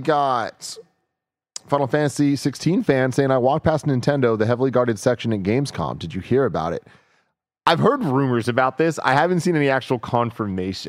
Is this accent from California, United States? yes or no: yes; San Francisco, California, United States; me and a lot of my friends were born and raised in San Francisco